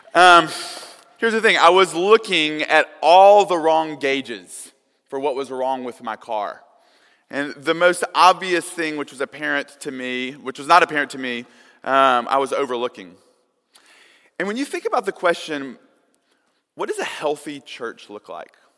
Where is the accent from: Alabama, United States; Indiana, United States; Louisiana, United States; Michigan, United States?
Alabama, United States; Tuscumbia; when I was a kid growing up in Tuscumbia, Alabama